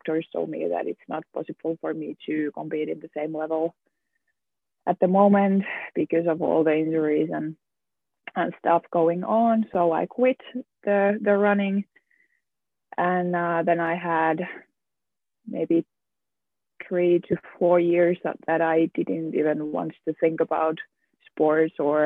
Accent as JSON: {"language": "English", "town": "Lahti", "region": "Päijät-Häme", "country": "Finland", "tie": "born or raised there", "also_born_or_lived": "Luxembourg / Germany", "moved": "as an adult", "lives_now": "Manchester, United Kingdom", "said": "I grew up in Lahti in Finland, and I have basically lived my whole life in here in Lahti"}